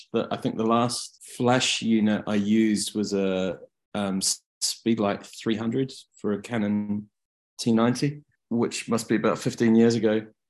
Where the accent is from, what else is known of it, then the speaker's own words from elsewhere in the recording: New Zealand; moved away as an adult; now in United Kingdom; I live in the UK. I'm from New Zealand.